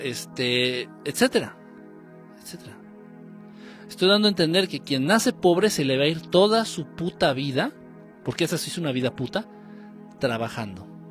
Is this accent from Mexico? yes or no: yes; Mexico